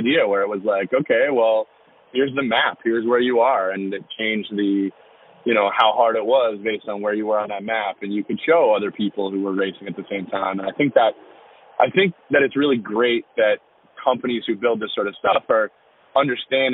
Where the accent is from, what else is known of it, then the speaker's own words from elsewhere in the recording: Annapolis Valley, Nova Scotia, Canada; I grew up in the Annapolis Valley